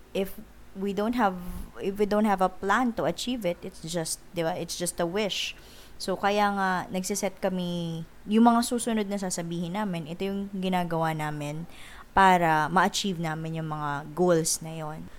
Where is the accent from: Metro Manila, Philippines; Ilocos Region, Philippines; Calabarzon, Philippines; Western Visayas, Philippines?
Ilocos Region, Philippines; Ilocano; So, Ilocano kami, up north. So, na- lumaki ako sa family na naglilista ng expenses